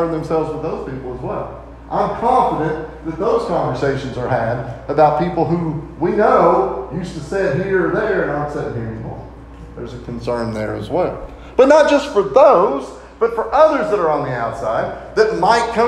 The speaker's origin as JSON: {"language": "English", "town": "Lancaster", "region": "Kentucky", "country": "United States", "tie": "born or raised there", "said": "When I grew up, we grew up in the Maple Avenue Church of Christ in Lancaster"}